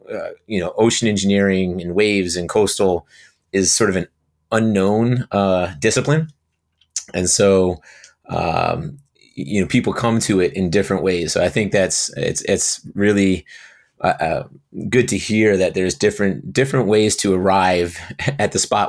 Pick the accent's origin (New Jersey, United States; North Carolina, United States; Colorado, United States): New Jersey, United States; Brielle; Didn't really have much choice growing up in Brielle.